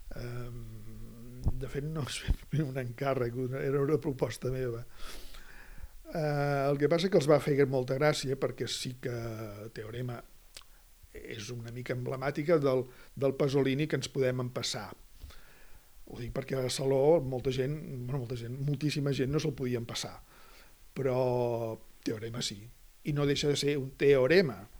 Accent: Catalonia, Spain; presentar-me com a català

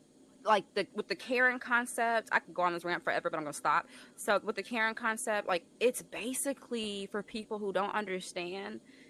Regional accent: Alabama, United States; I'm from Alabama.

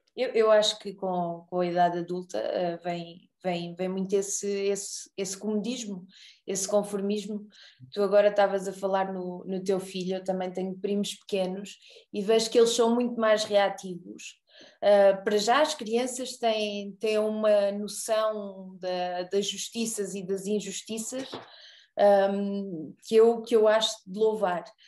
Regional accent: Arraiolos, Alentejo, Portugal; eu sou de Arraiolos. Também sou alentejana.

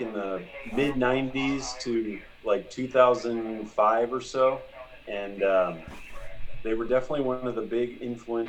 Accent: San Diego, California, United States; I grew up in San Diego

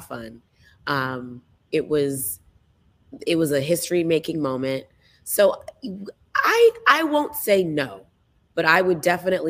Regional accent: just south of Atlanta, Georgia, United States; moved away; also born or lived in Potomac, Maryland; my best friends that I grew up with in Georgia

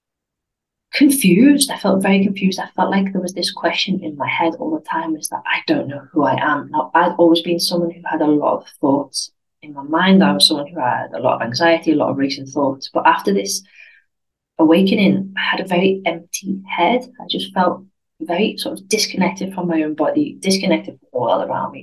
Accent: United Kingdom; moved away as an adult; now in Spain; I'm British, because I didn't feel British because I wasn't living in the UK

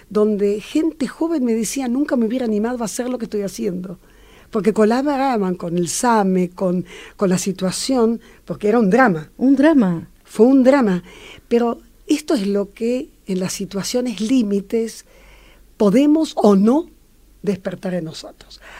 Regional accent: Latvia; moved away; mi familia fue perseguida por el comunismo. Ah. Y de allí, la, yo soy de Letonia, eh, y tuvimos que huir.

